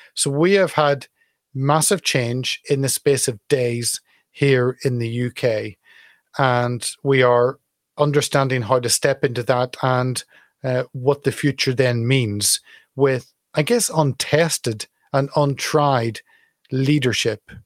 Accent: Northern Ireland, United Kingdom; I was certainly very much a monarchist, very much a unionist, growing up in Northern Ireland.

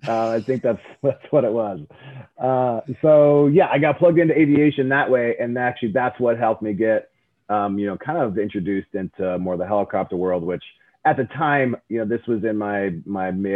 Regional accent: Colorado, United States; moved away as an adult; also born or lived in Hawaii; I grew up in Colorado

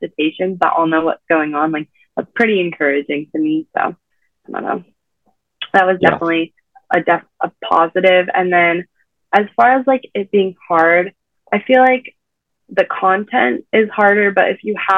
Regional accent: San Diego, California, United States; moved away as an adult; now in Indiana, United States; I'm from San Diego

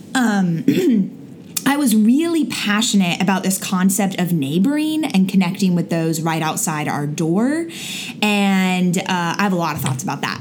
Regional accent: Florida, United States; moved away; I'm from Florida

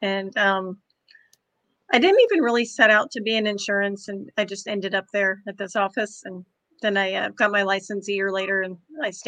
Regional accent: Kansas, United States; moved away as an adult; now in Florida, United States; I'm from Kansas originally. I've been in Florida 9.5 years

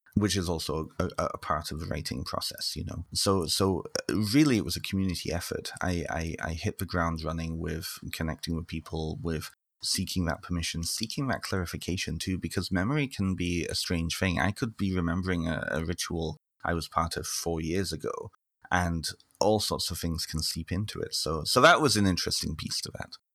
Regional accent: North Wales, United Kingdom; now in Ontario, Canada; I'm originally from the United Kingdom, so I grew up in, well, I partly grew up in North Wales

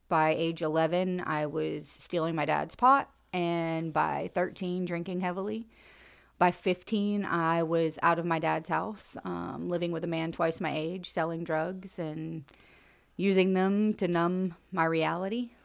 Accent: Central Florida, United States; I grew up in Central Florida, about an hour north of Tampa

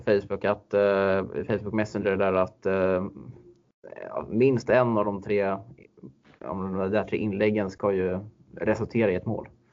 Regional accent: Stockholm, Stockholm County, Sweden; moved away; som den stockholmare man är

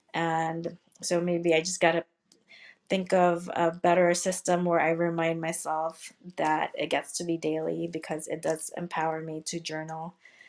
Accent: Seattle, Washington, United States; also born or lived in Philippines; when I was growing up, when I was younger, I was born in the Philippines, lived in Seattle, Washington State.

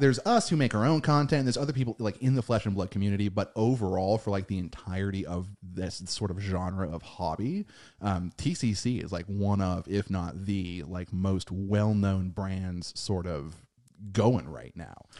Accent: United States; we are American

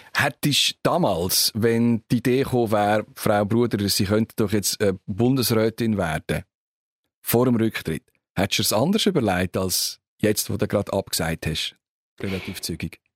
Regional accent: Switzerland; von uns

